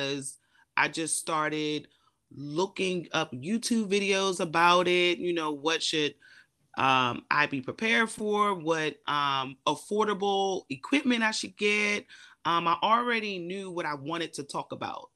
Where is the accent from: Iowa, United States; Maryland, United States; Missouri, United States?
Maryland, United States; Eastern Shore; I am an introvert from a small town, Eastern Shore, Maryland